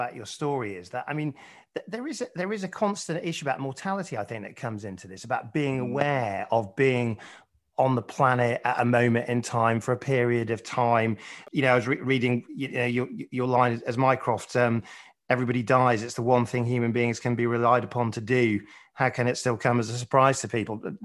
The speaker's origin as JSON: {"language": "English", "town": "Sheffield", "region": "Yorkshire and the Humber", "country": "United Kingdom", "tie": "born or raised there", "said": "I grew up in Sheffield"}